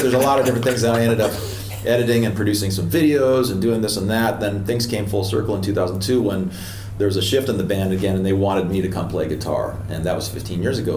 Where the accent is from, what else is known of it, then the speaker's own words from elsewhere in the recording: Portland, Oregon, United States; moved away as an adult; also born or lived in Los Angeles; I grew up in Portland, Oregon.